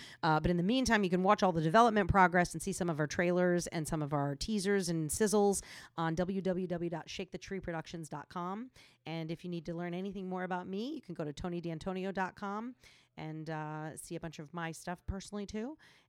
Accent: New England, United States; I grew up in New England. What can I say? I'm hardcore.

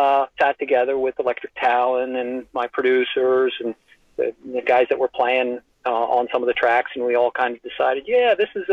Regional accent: United States; I'm an American

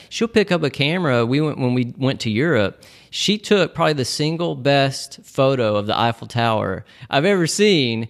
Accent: Nashville, Tennessee, United States; moved away as an adult; now in Chattanooga, United States; we are all originally from Nashville, and, uh, we made the move to Chattanooga, about three and a half years ago.

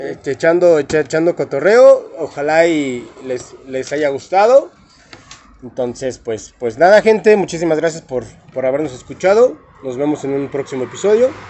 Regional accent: Celaya, Guanajuato, Mexico; porque, porque somos de Celaya.

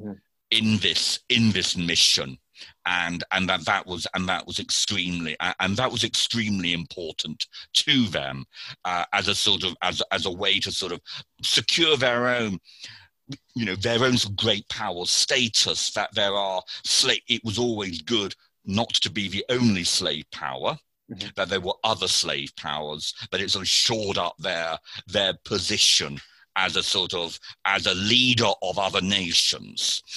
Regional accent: United Kingdom; as a Brit

